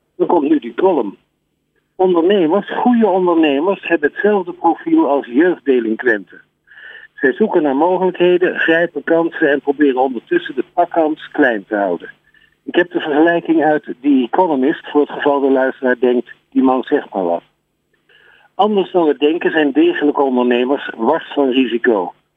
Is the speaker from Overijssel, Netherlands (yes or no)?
no; Amsterdam, North Holland, Netherlands; ik kom uit Amsterdam